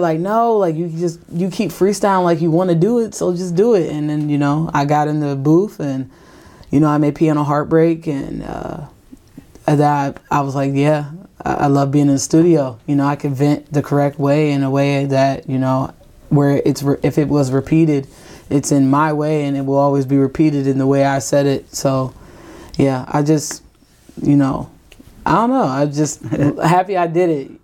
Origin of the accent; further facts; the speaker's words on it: Ravenna, Ohio, United States; I'm an artist from Ravenna, Ohio